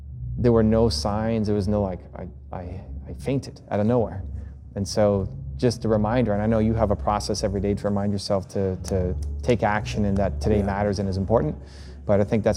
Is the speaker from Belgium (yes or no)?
no; Toronto, Ontario, Canada; Toronto, my hometown